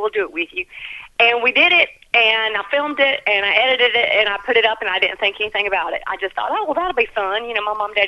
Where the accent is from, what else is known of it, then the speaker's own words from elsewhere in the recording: Gaffney, South Carolina, United States; moved away as an adult; also born or lived in Columbia, South Carolina / New York City; now in Los Angeles, United States; I'm born and raised in Gaffney, South Carolina